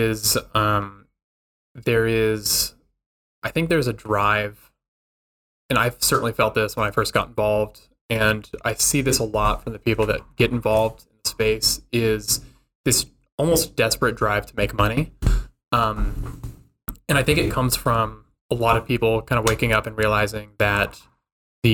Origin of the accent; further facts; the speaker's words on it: Albuquerque, New Mexico, United States; I grew up in Albuquerque, New Mexico.